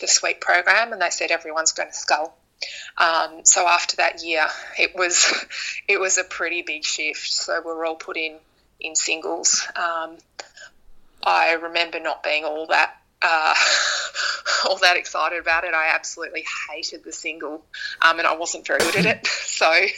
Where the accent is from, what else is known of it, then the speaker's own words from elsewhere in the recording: Melbourne, Victoria, Australia; also born or lived in Canberra; I moved home from Canberra. I moved back to Melbourne to finish off my uni